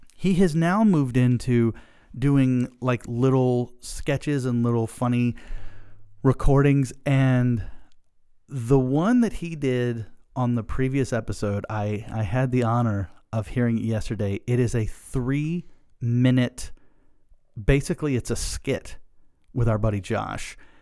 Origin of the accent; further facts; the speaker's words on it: Pasadena, Maryland, United States; we're from Pasadena